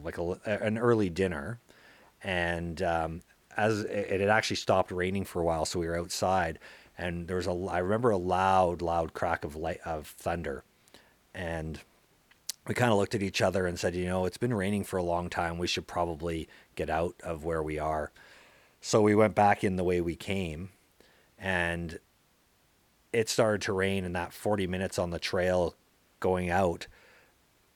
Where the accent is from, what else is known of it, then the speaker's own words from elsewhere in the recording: Calgary, Alberta, Canada; I was born and raised in Calgary, Alberta